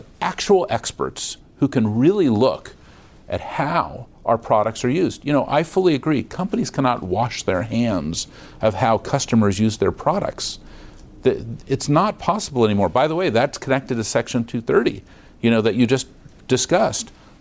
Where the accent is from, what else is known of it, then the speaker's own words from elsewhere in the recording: San Francisco, California, United States; I was born on Divisadero Street.